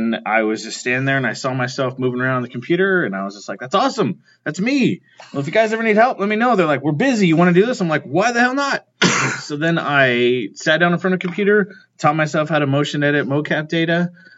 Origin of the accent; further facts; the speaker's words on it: Ventura, California, United States; I'm actually from Southern California, from Ventura.